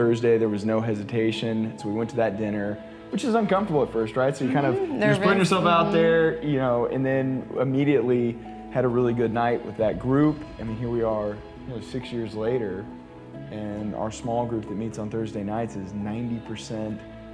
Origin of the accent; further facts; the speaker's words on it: Dallas, Texas, United States; moved away as an adult; now in Houston, United States; We're both from Dallas originally